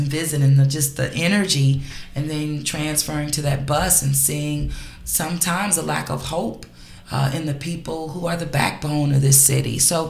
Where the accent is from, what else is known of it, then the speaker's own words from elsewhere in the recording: Los Angeles, California, United States; moved away as an adult; now in New Orleans, United States; Los Angeles.